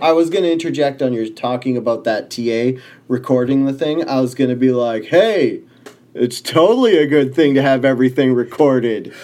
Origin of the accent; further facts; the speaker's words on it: Canada; I was born in Canada